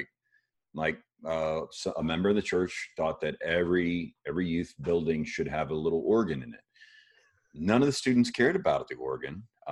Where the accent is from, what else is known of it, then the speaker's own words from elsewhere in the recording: Miami, Florida, United States; I was born in Miami, Florida.